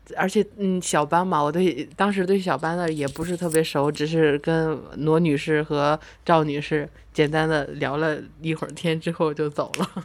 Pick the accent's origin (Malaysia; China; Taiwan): China; northern China; 我是来自北方的猛女